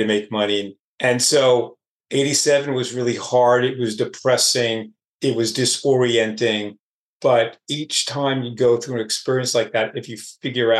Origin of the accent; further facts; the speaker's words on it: Oceanside, New York, United States; my hometown of Oceanside, New York